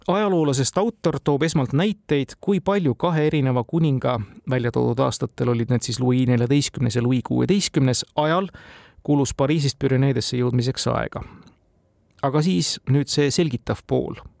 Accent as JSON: {"language": "Estonian", "country": "Estonia"}